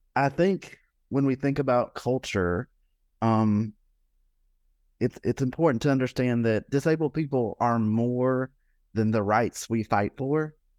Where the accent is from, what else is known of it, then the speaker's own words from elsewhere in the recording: Alabama, United States; I grew up in Alabama